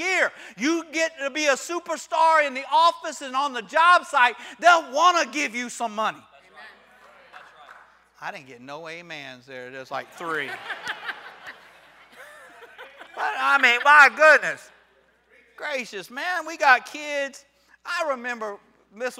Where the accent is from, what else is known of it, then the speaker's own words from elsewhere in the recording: Florida, United States; I'm from Florida